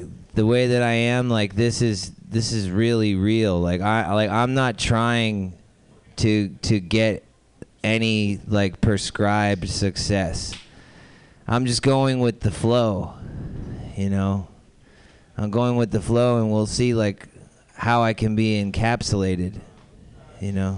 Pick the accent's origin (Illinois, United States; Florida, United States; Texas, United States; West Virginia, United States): Florida, United States; I'm from Florida